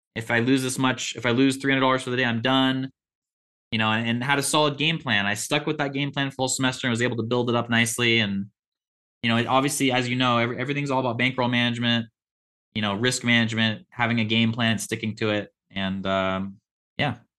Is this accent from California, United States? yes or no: no; Olympia, Washington, United States; I was born and raised in Olympia, Washington, which is an hour south of Seattle.